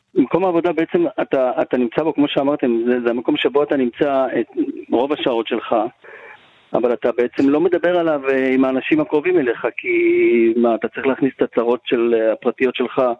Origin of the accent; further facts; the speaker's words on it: Yehud, Central District, Israel; גדלתי ביהוד